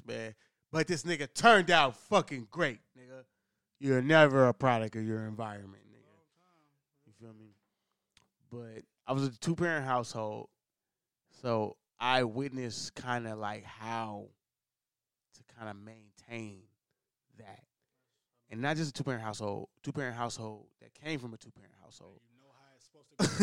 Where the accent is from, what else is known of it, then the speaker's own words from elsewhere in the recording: Oakland, California, United States; I'm from Oakland